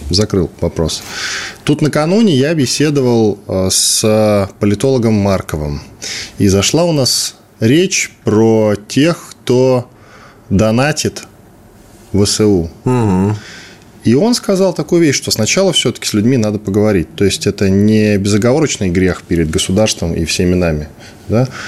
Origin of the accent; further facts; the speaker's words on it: Moscow, Russia; Да, я из